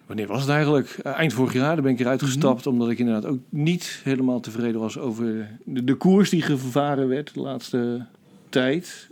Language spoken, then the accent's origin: Dutch; Rotterdam, South Holland, Netherlands; ik ben Rotterdammer